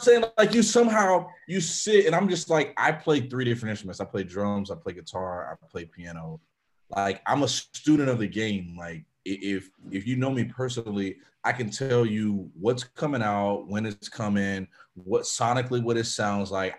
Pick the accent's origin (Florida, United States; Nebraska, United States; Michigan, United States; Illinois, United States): Florida, United States; I'm I'm from Florida. I'm from the South